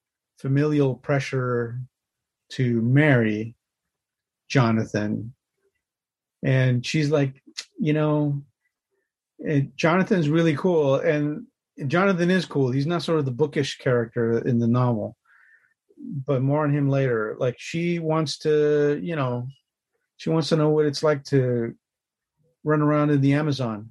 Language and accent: English; Los Angeles, California, United States; my creative journey starts in Los Angeles. That's where I was born and raised.